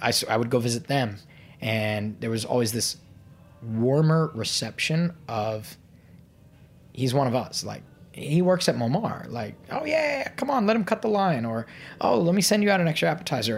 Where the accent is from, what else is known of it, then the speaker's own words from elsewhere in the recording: Fairfax, Virginia, United States; moved away as an adult; also born or lived in Madison, Wisconsin; I grew up in Fairfax, Virginia